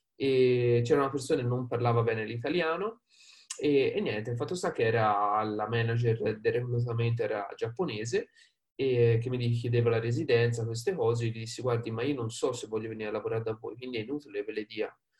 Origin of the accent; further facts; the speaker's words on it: Prato, Tuscany, Italy; accent: Tuscan; vengo da Prato. Prato, diciamo, vicino Firenze, quindi Toscana, come magari avrete sentito dall'accento